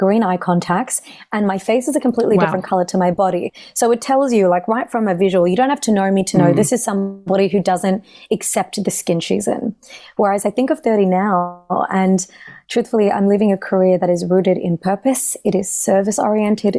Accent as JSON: {"language": "English", "country": "Australia", "tie": "born or raised there", "said": "I'm, you know, a daughter of South Asian immigrants, and so growing up in Australia"}